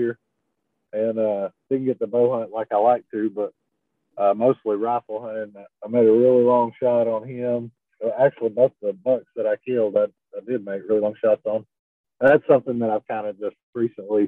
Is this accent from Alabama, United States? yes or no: no; Texas, United States; I'm from Texas